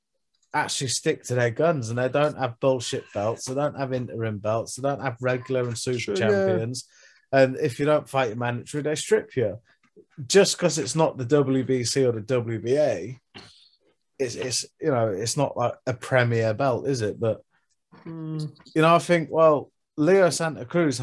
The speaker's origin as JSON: {"language": "English", "country": "United Kingdom", "said": "we're British"}